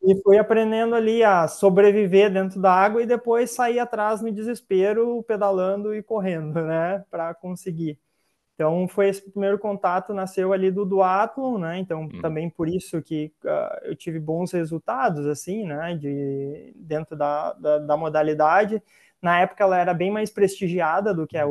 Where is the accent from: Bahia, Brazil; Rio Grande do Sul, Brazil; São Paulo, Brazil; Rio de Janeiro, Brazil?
Rio Grande do Sul, Brazil; Sapiranga; Eu sou de Sapiranga, né, que fica uns 60, 70 quilômetros de Porto Alegre.